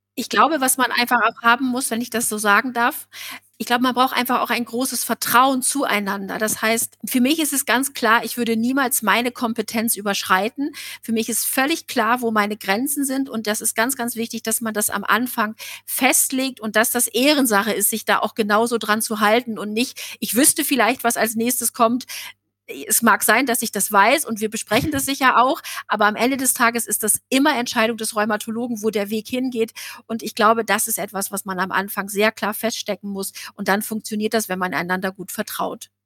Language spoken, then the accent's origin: German; Osnabrück, Lower Saxony, Germany; Bei uns in Osnabrück